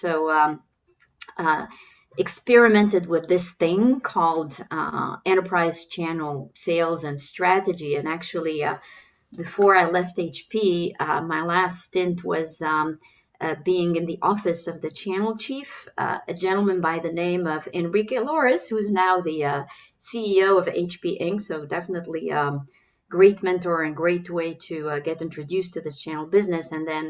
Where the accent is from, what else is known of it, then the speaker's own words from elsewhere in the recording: Germany; born there; also born or lived in Kuwait / Turkey / Belgium; But in addition to that, I was born in Germany. I lived in Kuwait, Turkey, Belgium, to name a few.